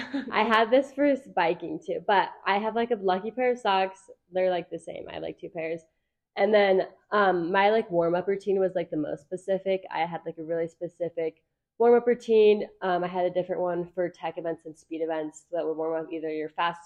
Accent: Orem, Utah, United States; So I grew up in Orem, Utah. I started racing for Sundance when I was about 8 years old

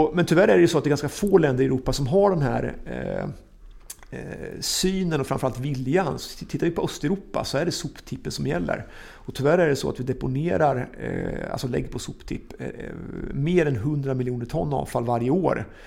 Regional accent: Östergötland, Sweden; som östgöte

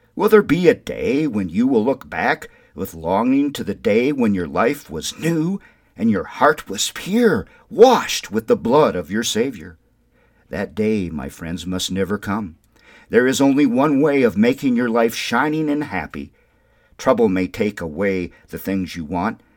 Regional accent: Windom, Minnesota, United States; now in New Mexico, United States; growing up in Wyndham, Minnesota

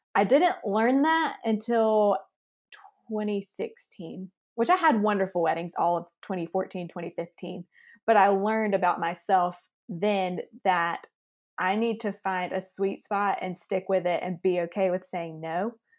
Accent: Lexington, South Carolina, United States; now in Greenville, United States; I live in Greenville, South Carolina. I'm from Lexington, South Carolina.

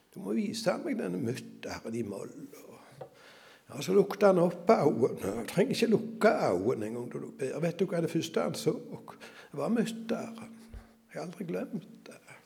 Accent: Norway; jeg drev gården hjemme på Salte

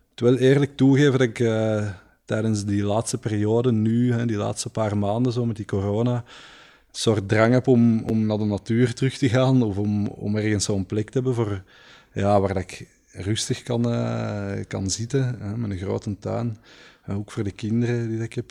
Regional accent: Leuven, Flanders, Belgium; moved away as an adult; also born or lived in Antwerp; omdat ik hier geboren ben

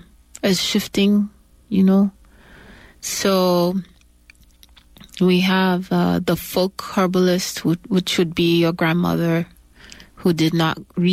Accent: western province of Kenya, Kenya; moved away; also born or lived in Ohio, United States / Nairobi, Kenya / Tanzania / Uganda; Where I spent most of my life as a child growing up in Kenya. And some other parts of East Africa, including Tanzania and Uganda. But my father is Nigerian, and he's from the northwestern part of Nigeria, a place called Ogori.

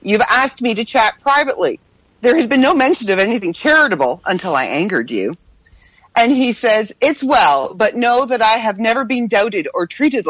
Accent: Canada; I'm Canadian after all

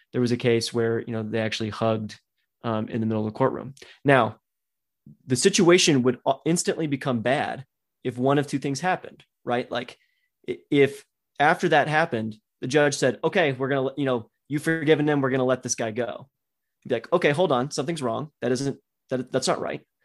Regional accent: Texas, United States; I grew up in Texas

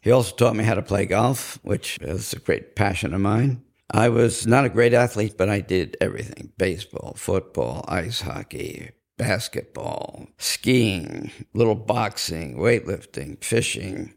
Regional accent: Cedarhurst, New York, United States; also born or lived in Brooklyn, New York / Corsicana, Texas; After the war, we moved out to Cedarhurst, Long Island. I grew up in a Irish Catholic, Italian, Protestant neighborhood.

